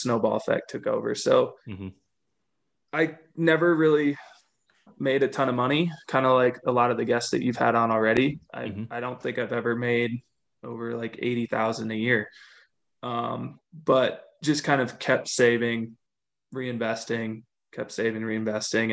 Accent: Minnesota, United States; moved away as an adult; now in Colorado, United States; I grew up in the Midwest, grew up in Minnesota, and then came out to Colorado for school

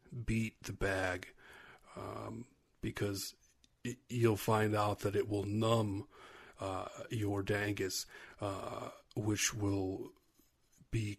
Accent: Spencerport, New York, United States; I grew up in Spencerport, New York

